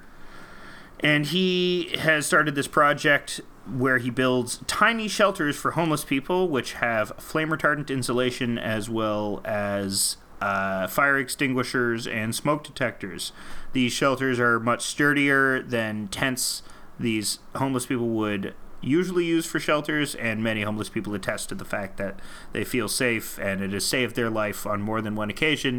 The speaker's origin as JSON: {"language": "English", "country": "Canada"}